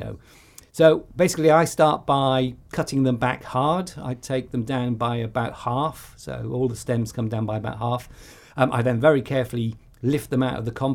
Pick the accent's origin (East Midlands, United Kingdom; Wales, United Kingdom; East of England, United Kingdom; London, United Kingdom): Wales, United Kingdom; Welsh; I'm Welsh